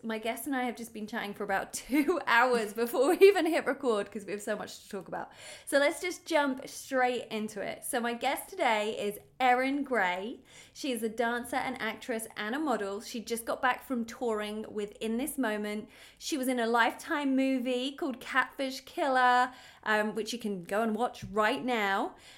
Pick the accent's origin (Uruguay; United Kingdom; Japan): United Kingdom; now in Los Angeles, United States